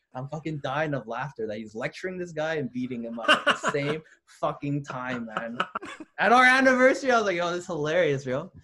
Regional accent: Lethbridge, Alberta, Canada; also born or lived in Toronto; now in Montreal, Canada; I was a kid from Lethbridge

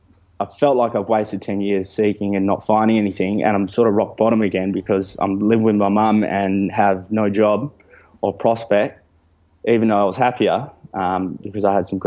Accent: Italy; now in Fremantle, Australia; I grew up in Italy

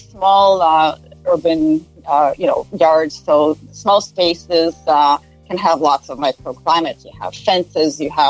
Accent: Israel; moved away as an adult; now in Canada; I grew up in Israel.

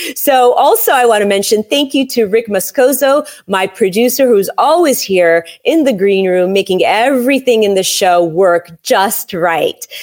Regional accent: San Francisco, California, United States; moved away; I was born in San Francisco

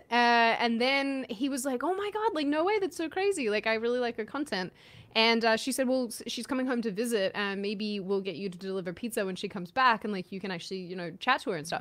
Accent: Australia; I'm Aussie

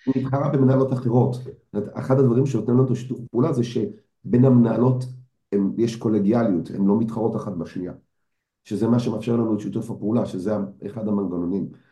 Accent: Israel

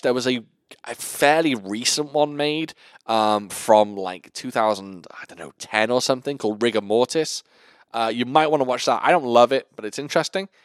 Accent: North Wales, United Kingdom; I come from a small town in North Wales

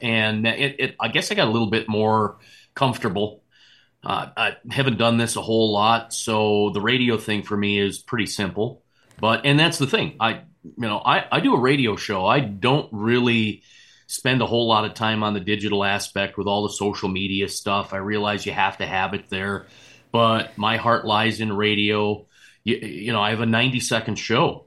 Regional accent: Rugby, North Dakota, United States; also born or lived in Grand Forks, North Dakota; now in South Dakota, United States; I grew up in Rugby, North Dakota

